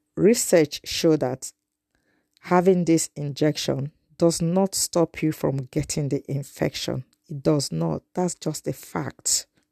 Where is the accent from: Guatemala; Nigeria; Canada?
Nigeria; moved away; I'm a Nigerian in the diaspora